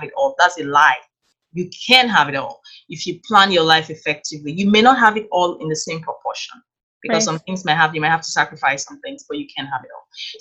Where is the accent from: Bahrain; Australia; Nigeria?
Nigeria; moved away as an adult; now in Canada; I grew up in Nigeria. So I was born and raised in Nigeria in a very conservative Christian family